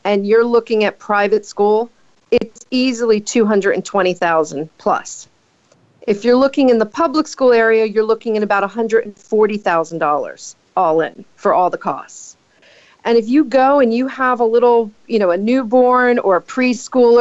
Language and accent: English; New Jersey, United States; my home state of New Jersey